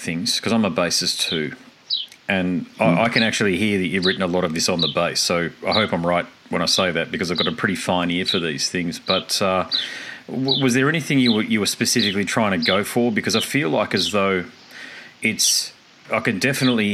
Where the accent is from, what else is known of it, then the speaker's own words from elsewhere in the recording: Australia; I'm Australian